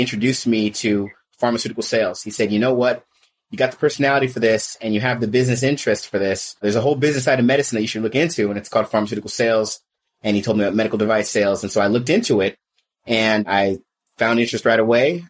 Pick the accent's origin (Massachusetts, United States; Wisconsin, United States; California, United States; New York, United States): California, United States; the Bay Area; also born or lived in Riverside, California; I'm a California native. So I came from California. The Bay Area is where I originated from